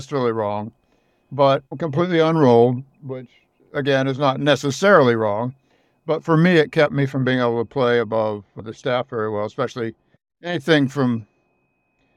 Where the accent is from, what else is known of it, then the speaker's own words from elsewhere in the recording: the Midwest of the United States, United States; I grew up in the Midwest of the United States